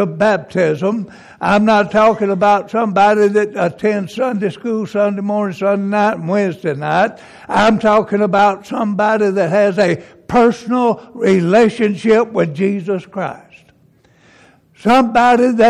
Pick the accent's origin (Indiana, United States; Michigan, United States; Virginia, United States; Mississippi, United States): Mississippi, United States; I was raised over in Mississippi